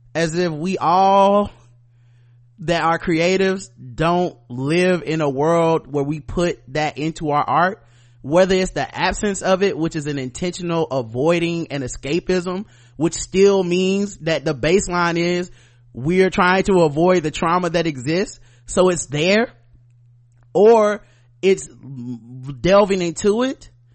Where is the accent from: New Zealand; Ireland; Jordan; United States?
United States; the South; I'm from the South, I'm a black man in America